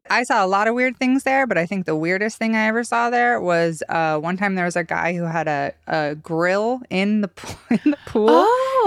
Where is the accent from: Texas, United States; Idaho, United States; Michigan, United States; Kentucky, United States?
Idaho, United States; growing up in Idaho